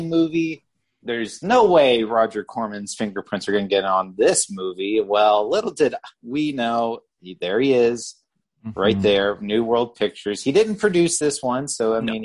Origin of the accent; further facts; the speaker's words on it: South Carolina, United States; growing up in South Carolina